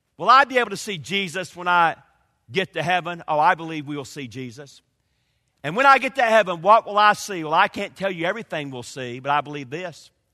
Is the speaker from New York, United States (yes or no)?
no; Georgia, United States; also born or lived in Kentucky; now in North Carolina, United States; I grew up in Georgia.